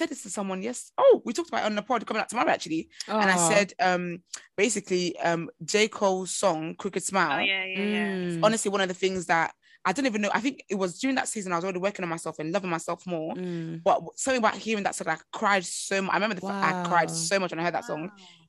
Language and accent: English; Nigeria; I'm Nigerian and I'm African. My body shape, my bones, my skeleton is not built in the same ways.